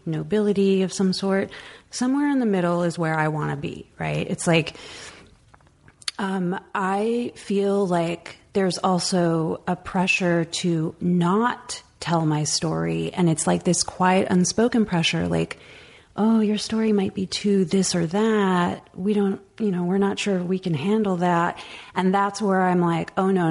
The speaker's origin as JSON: {"language": "English", "area": "the Valley", "region": "California", "country": "United States", "tie": "born or raised there", "said": "I was this Mexican American kid growing up in the Valley"}